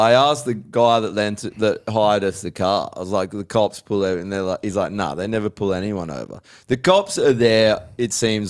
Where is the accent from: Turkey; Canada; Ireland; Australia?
Australia; That's one thing about being Australian now.